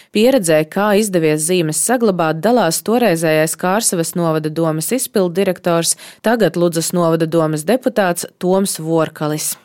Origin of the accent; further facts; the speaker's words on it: Latgale, Latvia; accent: Latgalian; ko es arī, protams, runāju, ar ko mēs runājam, mēs runājam latgaliski